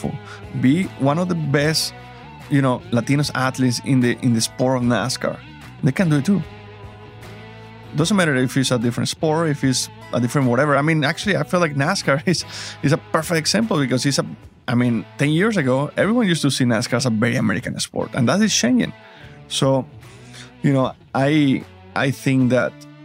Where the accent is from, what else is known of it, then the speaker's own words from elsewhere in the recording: Mexico; English is a second language; moved away as an adult; now in United States; It wasn't easy moving from Mexico to the United States. So for me to leave my family and my country, it was a big deal. I didn't speak English.